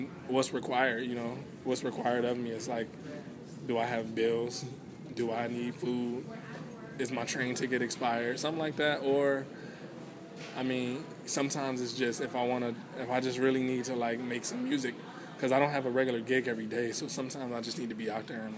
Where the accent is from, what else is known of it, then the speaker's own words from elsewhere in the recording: Cleveland, Ohio, United States; I'm from Cleveland, Ohio, and it's the east side of the city is majority Black